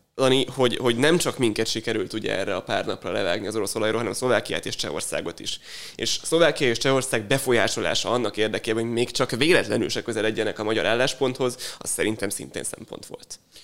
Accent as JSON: {"language": "Hungarian", "country": "Hungary", "said": "magyarok vagyunk"}